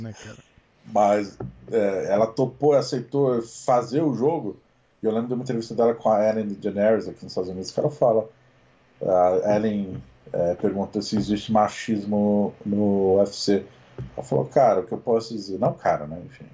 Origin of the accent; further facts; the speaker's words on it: Brazil; Nós somos brasileiros